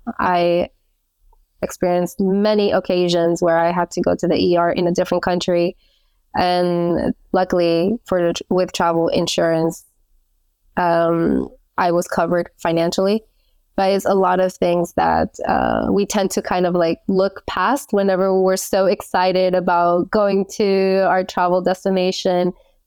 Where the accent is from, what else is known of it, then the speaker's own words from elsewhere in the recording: United States; moved away as an adult; which I was growing up in the States up until I was 19, I knew that if I didn't leave the country then, I was going to become complacent.